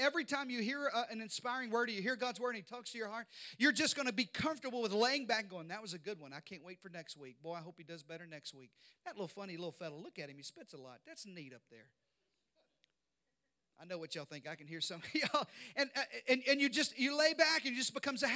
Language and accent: English; Arkansas, United States; I grew up in Arkansas. I know you can't tell from this accent, but I grew up in the deep south